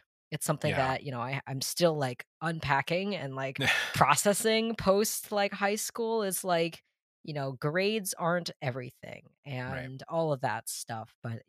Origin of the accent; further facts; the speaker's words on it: Massachusetts, United States; also born or lived in South China; I'm from South China, and I was adopted when I was 8 months old, and I was brought almost 8,000 miles to Massachusetts. Yeah. And I was raised in the same house my entire life. We never moved.